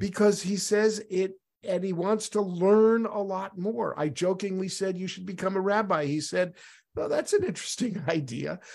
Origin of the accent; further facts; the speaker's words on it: New York City, New York, United States; moved away; I'm originally from New York City, where everybody eats pastrami